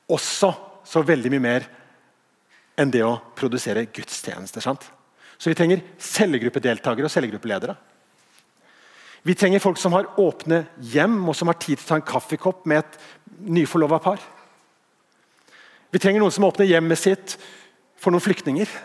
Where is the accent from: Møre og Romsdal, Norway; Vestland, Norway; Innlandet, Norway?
Vestland, Norway; Bergen; Jeg var ikke ment sånn, jeg er bergenser sjøl.